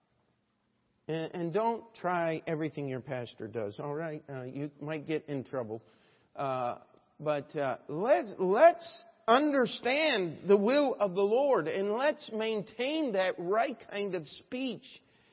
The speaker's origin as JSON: {"language": "English", "country": "United States", "said": "we as an American, as Americans"}